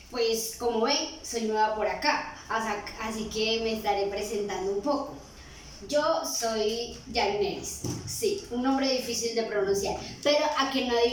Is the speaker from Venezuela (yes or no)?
yes; Cagua, Aragua, Venezuela; moved away as an adult; now in Medellín, Colombia; Pues soy de Venezuela, Maracay, Estado de Aragua, de un pueblito muy hermoso llamado Cagua. Algunos que me estén viendo pueden de seguro conocerlo. Así que, pero actualmente estoy viviendo en Colombia, Medellín.